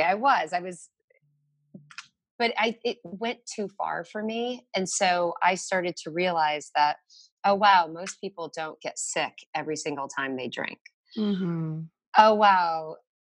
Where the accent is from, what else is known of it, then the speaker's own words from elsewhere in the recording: Connecticut, United States; now in Brooklyn, United States; I grew up in Connecticut